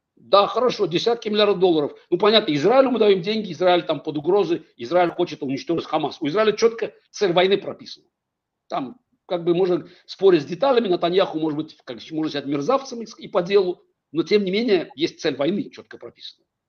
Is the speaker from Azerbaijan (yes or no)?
yes; Baku, Azerbaijan; Я, я вырос в Советском Союзе. Как бы отец еврей, мать армянка, в Баку вырос